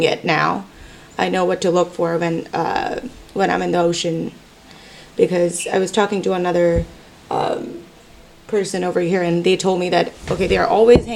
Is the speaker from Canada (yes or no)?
no; India; moved away as an adult; now in Tennessee, United States; Originally, I'm from India, but I moved to States, Tennessee, 10 years ago